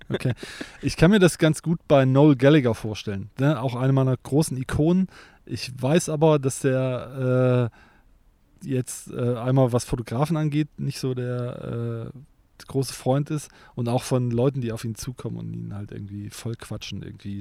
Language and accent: German; East Germany, Germany; now in Cologne, Germany; ich ja auch ein Kind des Ostens bin